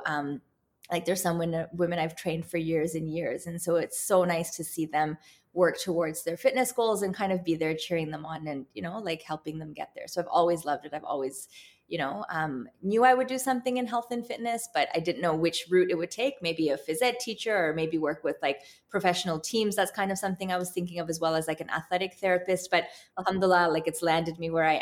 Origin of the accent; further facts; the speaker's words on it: Toronto, Ontario, Canada; I'm actually born and raised in Canada, in Toronto.